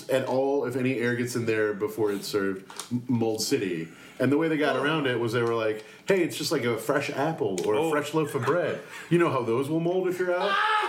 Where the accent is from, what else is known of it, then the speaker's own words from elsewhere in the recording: United States; accent: American; my accent is English. American.